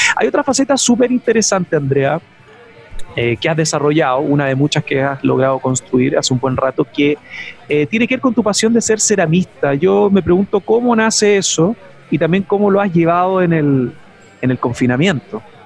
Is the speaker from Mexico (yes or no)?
no; Chile